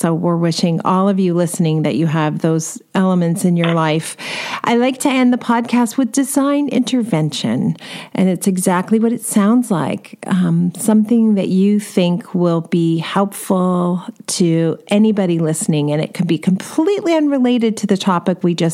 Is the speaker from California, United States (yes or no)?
yes; California, United States; I'm from California